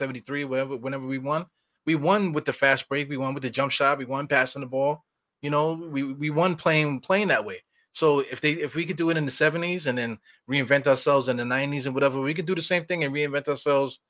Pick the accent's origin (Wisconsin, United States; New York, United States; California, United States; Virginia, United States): New York, United States; New York City; also born or lived in Washington Heights, New York; I'm from East New York though. East New York, Brooklyn, all day long.